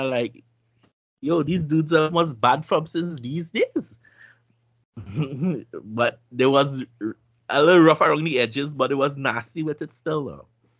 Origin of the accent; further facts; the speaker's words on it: Virginia, United States; I'm from Virginia, but ain't shit to do but cook.